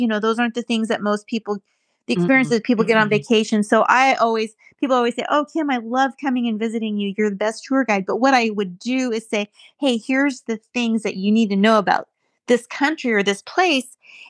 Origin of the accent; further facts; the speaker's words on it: United States; moved away as an adult; also born or lived in Switzerland / England; now in United Kingdom; I love my country and I love Americans